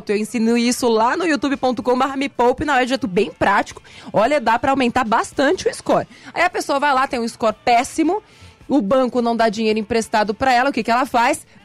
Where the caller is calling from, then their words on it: Mauá, São Paulo, Brazil; sou aqui de Mauá, São Paulo